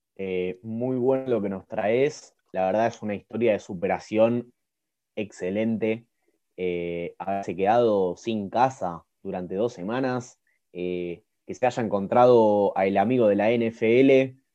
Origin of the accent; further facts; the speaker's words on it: Argentina; siendo argentino y bien nacionalista como lo soy